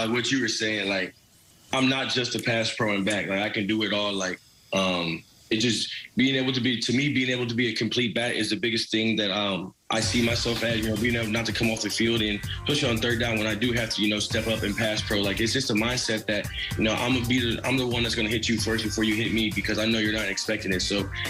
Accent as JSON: {"language": "English", "town": "St. Louis", "region": "Missouri", "country": "United States", "tie": "born or raised there", "said": "Steven Jackson was like my idol growing up in St. Louis."}